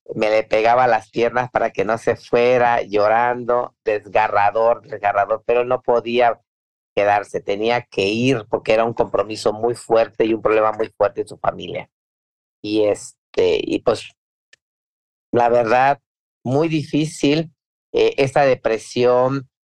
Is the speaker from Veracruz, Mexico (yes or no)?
yes; Veracruz, Mexico; Soy, soy veracruzana